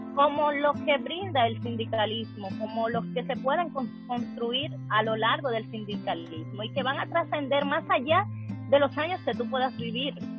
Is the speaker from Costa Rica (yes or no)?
no; Distrito Nacional, Dominican Republic; also born or lived in Santo Domingo (capital); de República Dominicana, específicamente de un sector de una de las provincias de Santo Domingo